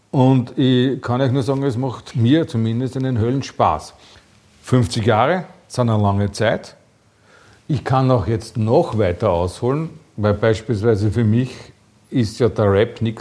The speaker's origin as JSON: {"language": "German", "country": "Austria", "said": "Ich bin die wilde Sorte, aber braune Blei. Ich bin aus Österreich"}